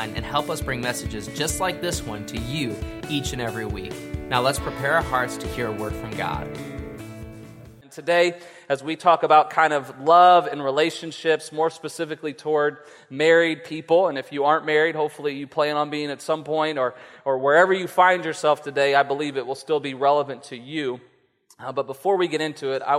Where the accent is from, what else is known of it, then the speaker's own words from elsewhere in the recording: West Virginia, United States; we're from West Virginia